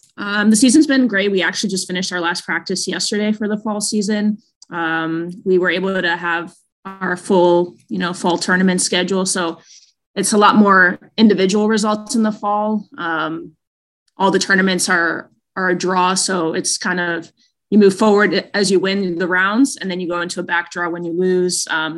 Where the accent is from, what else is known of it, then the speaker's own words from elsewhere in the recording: Queens, New York, United States; I am from Queens, and with it being the 20th anniversary of 9/11, I was a senior in high school that year.